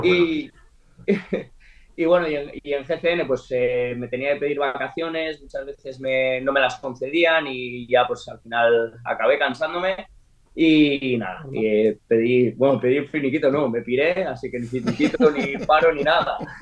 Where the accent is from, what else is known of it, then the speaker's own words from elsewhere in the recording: Spain; nosotros somos españoles